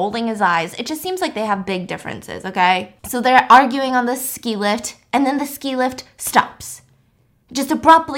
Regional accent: United States; I'm an American citizen

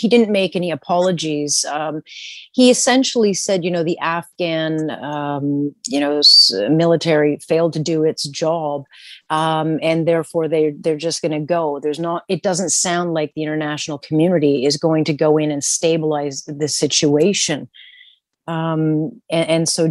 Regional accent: Canada; as a Canadian

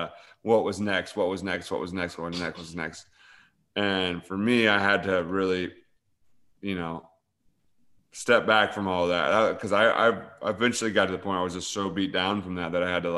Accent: Paris, Illinois, United States; I'm from Paris, Illinois, this little tiny town.

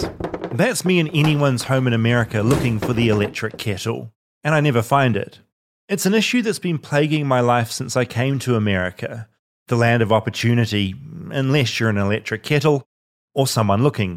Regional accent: New Zealand; accent: Kiwi; now in Los Angeles, United States; I'm like proud of being a New Zealander.

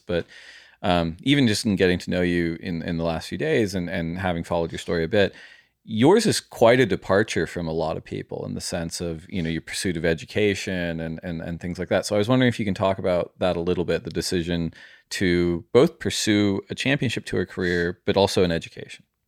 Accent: United States; I grew up in America, my mom's Australian

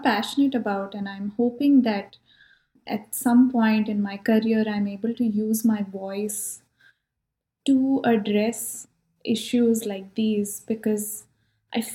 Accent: India; now in California, United States; I'm from India

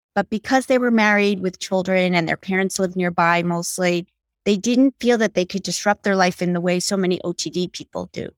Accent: New York City, New York, United States; I grew up on the Upper West Side of Manhattan

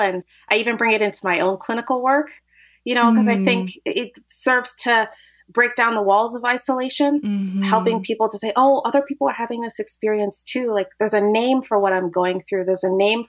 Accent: United States; I'm an American

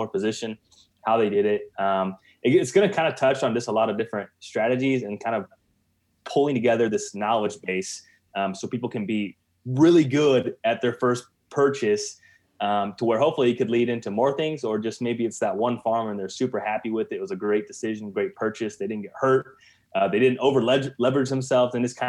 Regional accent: Central Illinois, United States; I'm from Central Illinois

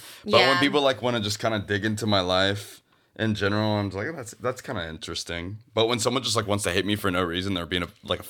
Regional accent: Kansas, United States; moved away; So growing up in Kansas

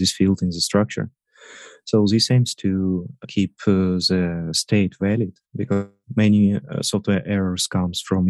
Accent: Russia; moved away as an adult; now in Hamburg, Germany; I'm originally from Russia, but for 3 years, we with my family live in Hamburg, Germany

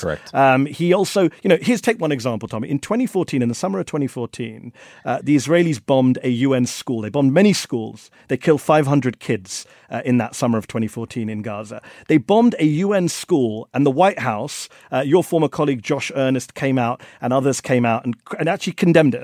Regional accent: India; I'm from India.

